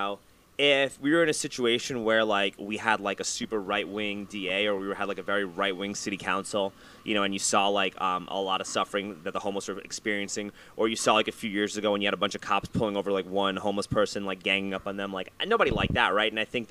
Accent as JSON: {"language": "English", "town": "New York City", "region": "New York", "country": "United States", "tie": "born or raised there", "said": "I grew up in New York City."}